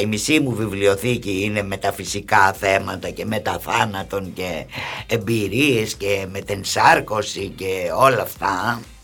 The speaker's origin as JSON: {"language": "Greek", "town": "Nea Smyrni", "region": "Attica", "country": "Greece", "tie": "born or raised there", "also_born_or_lived": "Montreal, Canada", "said": "Η Νέα Σμύρνη είναι το χωριό μου. Ναι, εκεί μεγάλωσα από όταν ήρθαμε από τον Καναδά."}